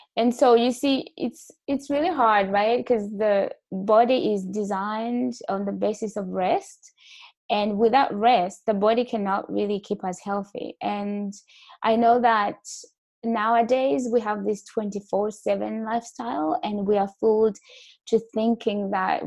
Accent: Burundi; also born or lived in Malawi; now in Canada; originally, I'm from Burundi

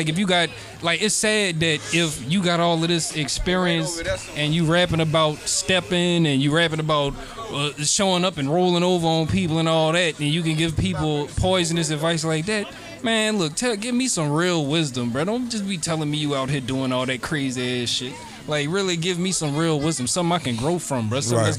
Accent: Metairie, Louisiana, United States; So I'm like, no, I'm from Metairie.

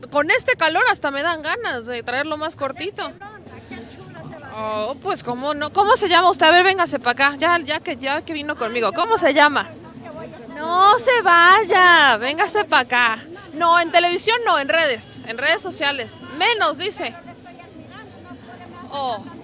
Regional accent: Mexico; nosotros somos de México.

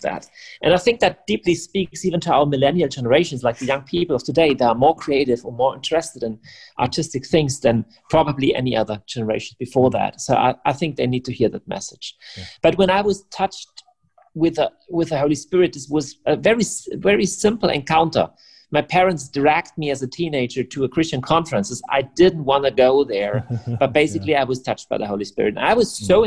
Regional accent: Germany; English is a second language; I'm from Germany.

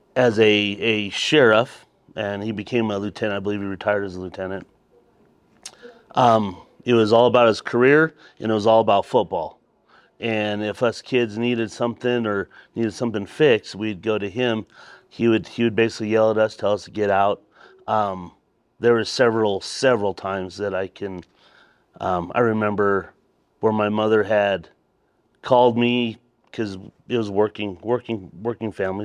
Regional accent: Colorado Springs, Colorado, United States; I am from, originally from here, Colorado Springs.

